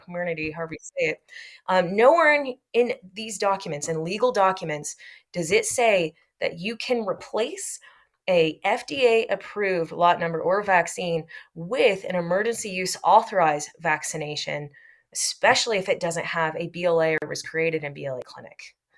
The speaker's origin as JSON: {"language": "English", "region": "Texas", "country": "United States", "said": "I'm from Texas"}